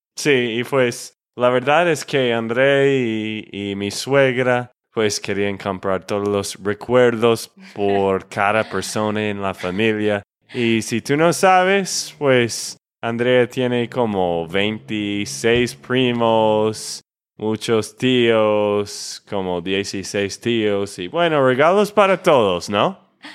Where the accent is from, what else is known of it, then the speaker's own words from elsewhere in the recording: Texas, United States; de Texas, Estados Unidos